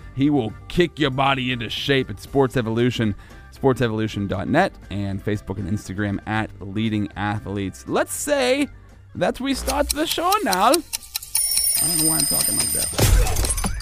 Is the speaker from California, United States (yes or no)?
no; Sinking Valley, Pennsylvania, United States; I lived in Sinking Valley, which was like the country